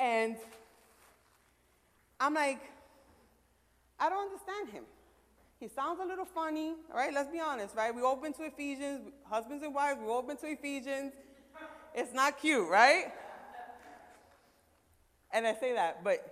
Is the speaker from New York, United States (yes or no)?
yes; New York City, New York, United States; I'm from Brooklyn